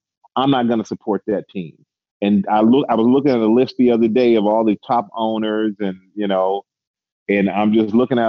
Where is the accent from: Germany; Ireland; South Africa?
Germany; But though I grew up in Germany, man.